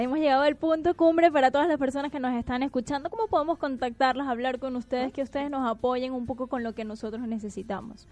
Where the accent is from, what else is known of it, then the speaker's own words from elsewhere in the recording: Venezuela; moved away as an adult; now in Buenos Aires, Argentina; hablo como venezolano emigrante